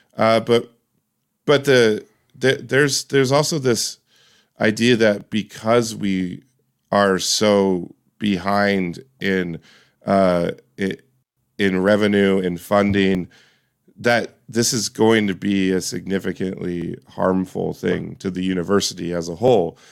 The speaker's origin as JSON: {"language": "English", "region": "Washington", "country": "United States", "tie": "born or raised there", "said": "I grew up in Washington State."}